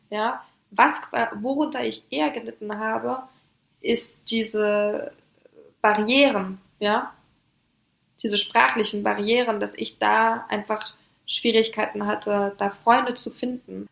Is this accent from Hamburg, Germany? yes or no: yes; Hamburg, Germany; also born or lived in Paris, France; bin gebürtige Französin. Das heißt, ich bin in einem Vorort die ersten Jahre aufgewachsen in Paris, Frankreich und bin mit ungefähr sechs, sieben Jahren nach Hamburg gezogen, nach Deutschland.